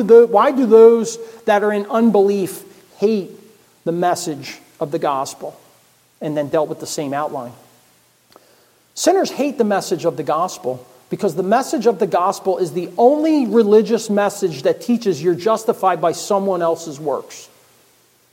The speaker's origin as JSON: {"language": "English", "town": "Philadelphia", "region": "Pennsylvania", "country": "United States", "tie": "born there", "said": "I was born in Philadelphia. Never lived in Philadelphia."}